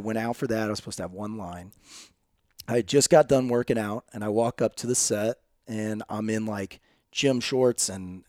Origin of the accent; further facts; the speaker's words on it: East Peoria, Illinois, United States; moved away; I'm from East Peoria, Illinois.